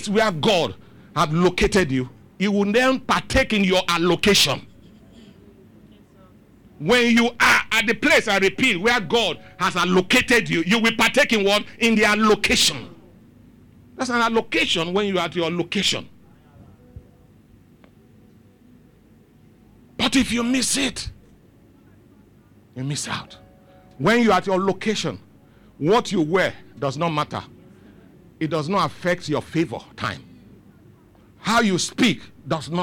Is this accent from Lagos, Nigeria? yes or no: yes; Lagos, Nigeria; I grew up in Dolphin Estate. It's my father's house